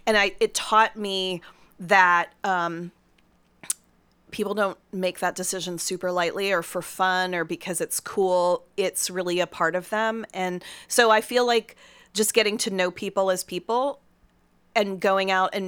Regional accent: Pittsburgh, Pennsylvania, United States; born or raised there; moved away

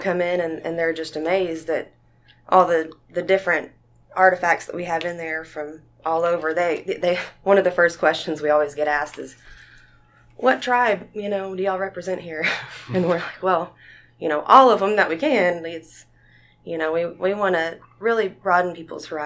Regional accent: Northwest Arkansas, United States; also born or lived in Durant, Oklahoma; we moved to Northwest Arkansas when I was very young

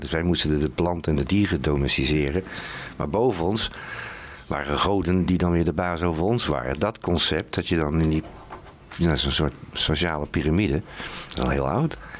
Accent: North Brabant, Netherlands; now in Utrecht, Netherlands; ik kom zelf uit Brabant. En ik woon al heel lang in Utrecht.

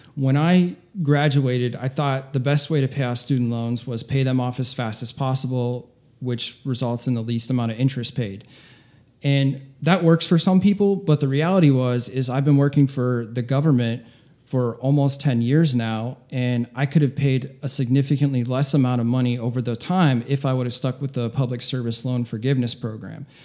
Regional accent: Northeast Ohio, United States; moved away as an adult; now in South Florida, United States; I grew up in Ohio, small town, Northeast Tip

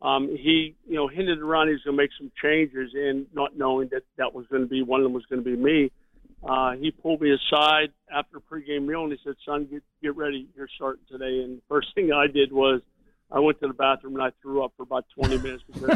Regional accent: Pittsburgh, Pennsylvania, United States; moved away as an adult; growing up in Pittsburgh, I was a big Terry Bradshaw fan

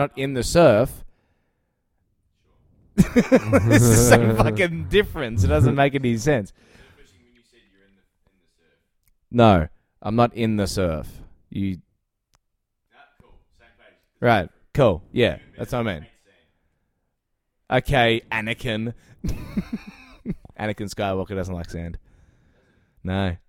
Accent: Victoria, Australia; Well, I'm from Victoria.

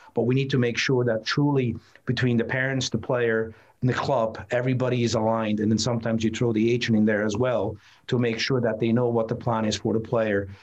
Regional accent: Switzerland; now in United States; I grew up in Switzerland

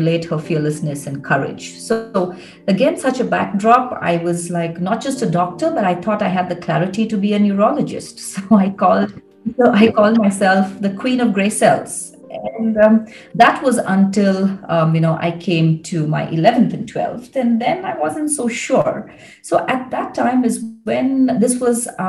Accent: Bangalore, Karnataka, India; also born or lived in United States; growing up in Bangalore, I think my family environment, the kind of environment that I grew up

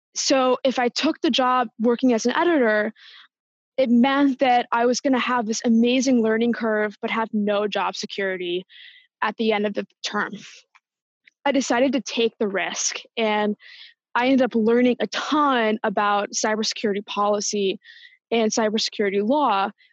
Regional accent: Washington, District of Columbia, United States; moved away as an adult; also born or lived in New York; now in San Francisco, United States; I born in New York, but am from the larger Washington DC area. I moved to San Francisco about six months ago

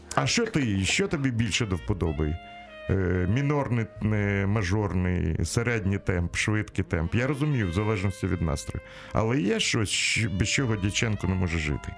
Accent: Kyiv, Ukraine; в нашому рідному місті в Києві

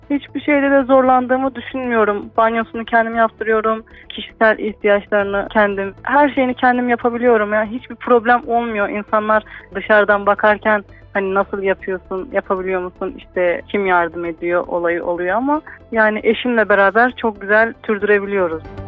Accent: Gaziantep, Turkey; moved away as an adult; also born or lived in Sivas; now in Ankara, Turkey; Gaziantep'in Şehit Kamil Lisesi'nde dünyaya geldim. İlk öğretim hayatımı Gaziantep Kaf Görme engelliler İlk Öğretim Okulu'nda tamamladım ve daha sonra Gaziantep Anadolu Lisesi'nde lise eğitimimi tamamlayarak

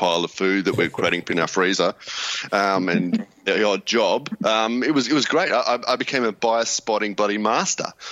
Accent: Melbourne, Victoria, Australia; moved away; I'm from Melbourne originally

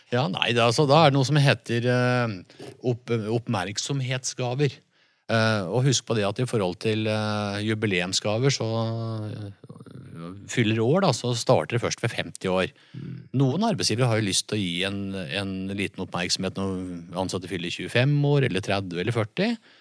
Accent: Jevnaker, Innlandet, Norway; vi er fra Jevnaker

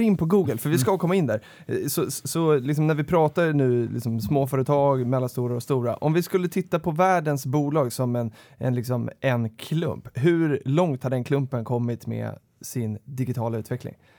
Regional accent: Sollentuna, Stockholm County, Sweden; Sollentuna, som jag ju har växt upp

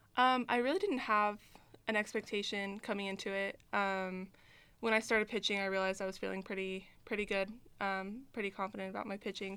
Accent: Reno, Nevada, United States; I grew up in Reno

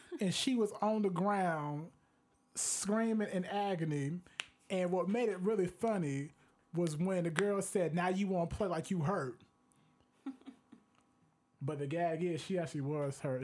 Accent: Miami, Florida, United States; now in Orlando, United States; my hometown, the 305

